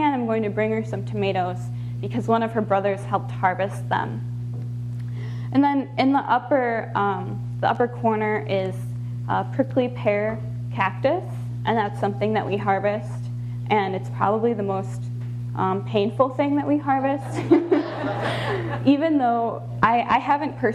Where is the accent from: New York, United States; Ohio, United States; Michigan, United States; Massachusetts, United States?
Michigan, United States; moved away as an adult; now in Tucson, United States; I was from Michigan